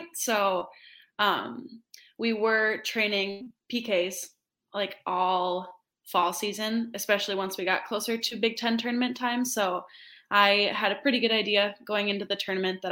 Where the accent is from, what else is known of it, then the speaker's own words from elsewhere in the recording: Minnesota, United States; wanted to play for my home state.